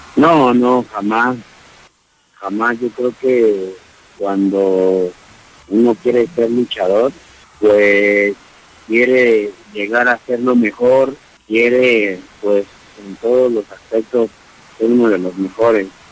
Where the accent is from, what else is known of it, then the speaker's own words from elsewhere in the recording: Mexico City, Mexico; no soy de Guadalajara, Jalisco, soy de la Ciudad de México